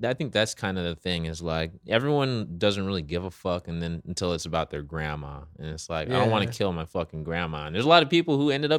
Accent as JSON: {"language": "English", "town": "Moreno Valley", "region": "California", "country": "United States", "tie": "born or raised there", "also_born_or_lived": "Inglewood, California", "said": "I was born in Inglewood, raised in Reno Valley."}